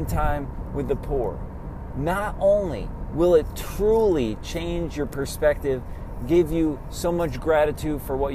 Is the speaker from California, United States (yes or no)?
no; Germantown, New York, United States; also born or lived in Albany, New York; growing up in Germantown, New York, and then shortly after college in Albany